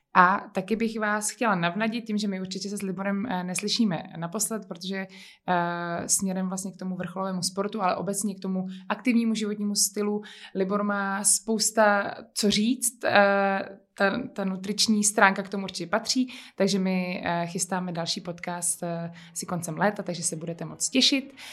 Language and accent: Czech; Bohemia, Czechia; tady právě u nás v Čechách